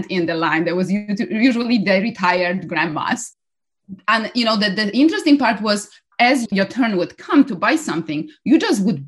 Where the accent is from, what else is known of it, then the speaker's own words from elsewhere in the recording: Poland; moved away as an adult; also born or lived in Germany / Canada; now in United States; I was born and raised in Poland